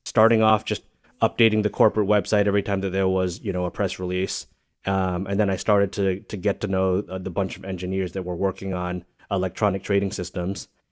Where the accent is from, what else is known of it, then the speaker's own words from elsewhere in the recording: New Jersey, United States; also born or lived in Singapore / Massachusetts / New York; I really think of New Jersey as my home or, uh, the, the home of my, my childhood experience and my formative years